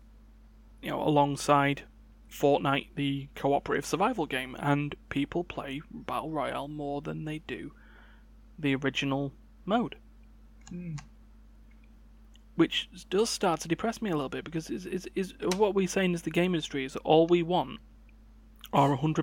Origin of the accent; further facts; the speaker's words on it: United Kingdom; I'm British